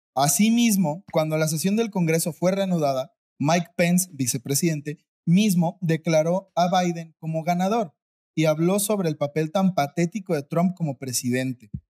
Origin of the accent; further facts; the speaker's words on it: Mexico; yo como mexicano